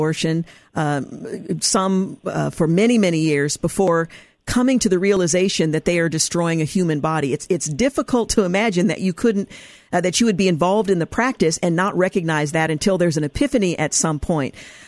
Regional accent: Oregon, United States; my home state of Oregon

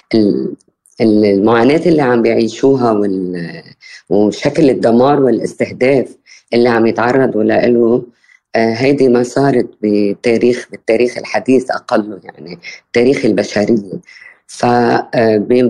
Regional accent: Bint Jbeil, Nabatieh Governorate, Lebanon; بالقرب من مدينة بنت جبيل اللي هي ضيعتي

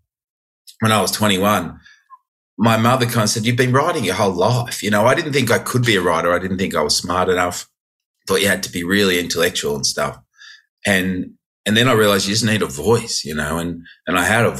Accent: Sydney, New South Wales, Australia; moved away as an adult; now in London, United Kingdom; I'm a Sharks fan through and through. I grew up there.

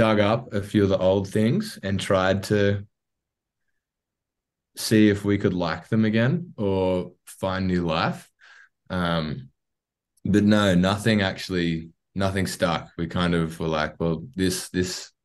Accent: Wollongong, New South Wales, Australia; also born or lived in Jervis Bay; we're all from the Gong. We've all kind of born and bred between Wollongong and Jervis Bay

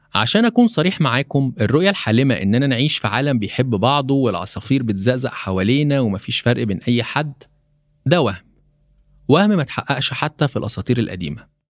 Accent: Egypt; also born or lived in Poland / Uganda; كمصري بيعيش في القارة الأفريقية

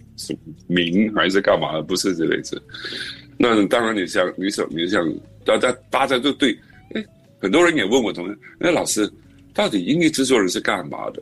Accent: Singapore; 可能我们新加坡人是这样子，比较有礼貌

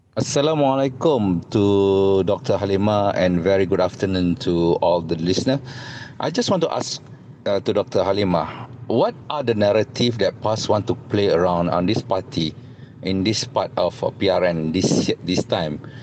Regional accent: Malaysia; we are Malaysian

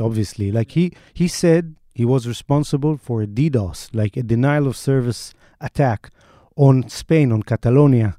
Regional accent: Israel; accent: Israeli; my Israeli accent

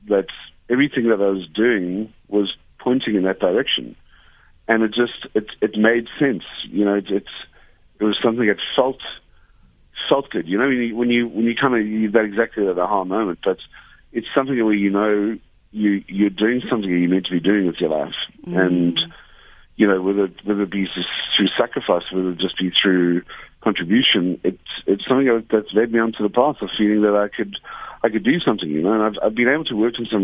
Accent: Cape Town, Western Cape, South Africa; I grew up in Milnerton in the Western Cape, in Cape Town, where I currently still reside.

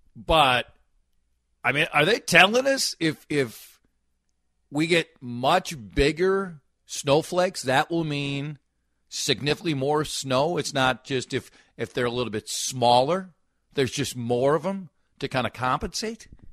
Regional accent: Minnesota, United States; I'm a Minnesotan.

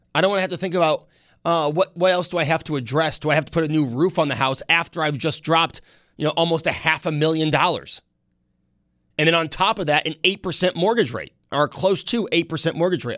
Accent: Buffalo, New York, United States; growing up on Mount Vernon, we would walk down LeBrun

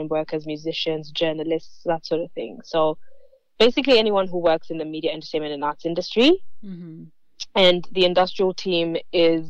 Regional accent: Kenya; moved away as an adult; also born or lived in Adelaide, Australia; now in Melbourne, Australia; I migrated to Australia about 12 years ago. I'm Kenyan Australian

